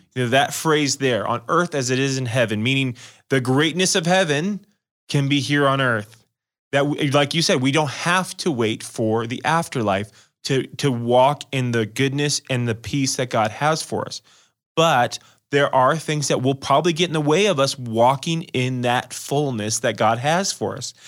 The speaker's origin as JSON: {"language": "English", "town": "Las Vegas", "region": "Nevada", "country": "United States", "said": "I'm from Las Vegas"}